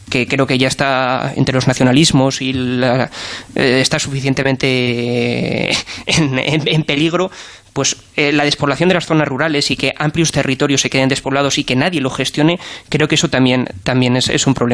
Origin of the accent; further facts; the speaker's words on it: Soria, Castile and León, Spain; also born or lived in Madrid; Yo nací en Soria, no, no, yo he nacido y he vivido en Soria.